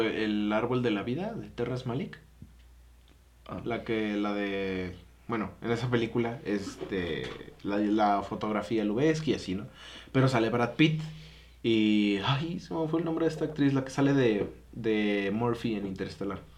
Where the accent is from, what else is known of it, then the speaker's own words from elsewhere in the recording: Mexico; como mexicano